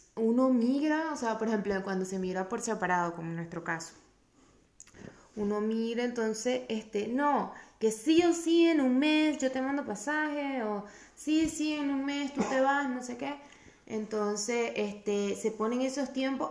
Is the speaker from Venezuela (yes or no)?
yes; Venezuela; moved away; venimos de Venezuela